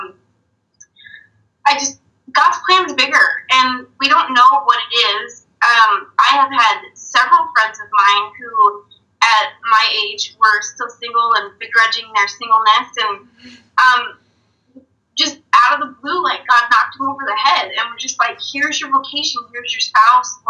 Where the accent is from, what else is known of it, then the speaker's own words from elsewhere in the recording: Yakima, Washington, United States; moved away as an adult; also born or lived in San Diego; I was born and raised in Yakima, but I grew up in San Diego